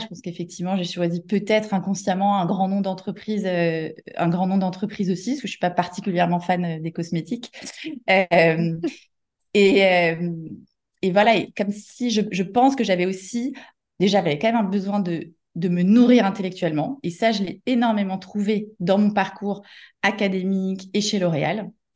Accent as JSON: {"language": "French", "area": "Paris suburbs", "region": "Île-de-France", "country": "France", "tie": "born or raised there", "said": "moi j'ai grandi en banlieue parisienne"}